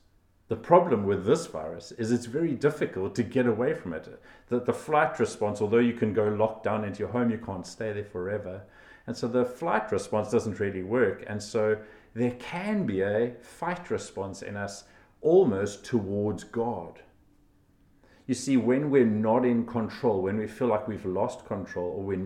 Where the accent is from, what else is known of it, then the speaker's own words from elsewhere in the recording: South Africa; I was from South Africa